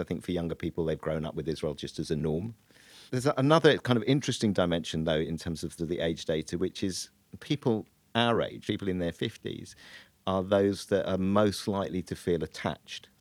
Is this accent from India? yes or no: no; United Kingdom; we as British Jews